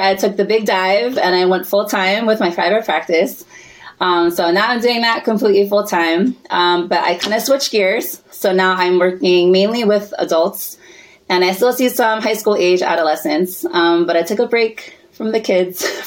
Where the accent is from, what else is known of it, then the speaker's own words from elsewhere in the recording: United States; So I was born here